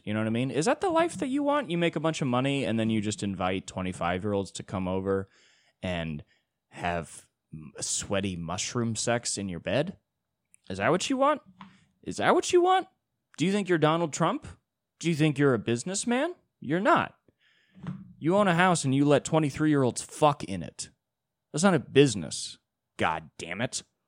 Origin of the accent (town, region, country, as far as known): United States